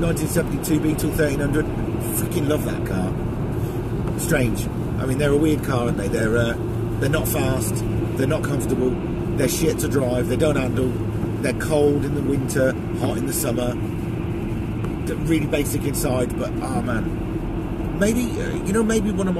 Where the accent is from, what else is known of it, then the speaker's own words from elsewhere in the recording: Plymouth, South West England, United Kingdom; I grew up down in Plymouth.